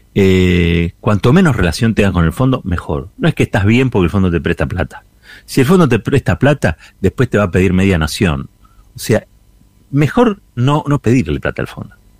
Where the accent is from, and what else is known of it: Argentina